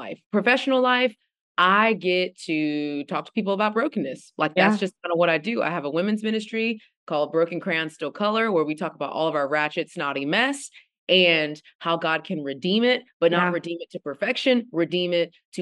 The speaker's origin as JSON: {"language": "English", "region": "Texas", "country": "United States", "moved": "yes", "lives_now": "Atlanta, United States", "said": "I'm from Texas, best state in the world."}